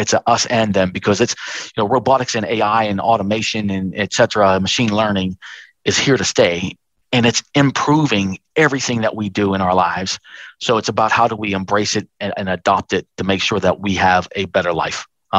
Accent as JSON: {"language": "English", "country": "Australia", "said": "but our future here as a country and as an Australian."}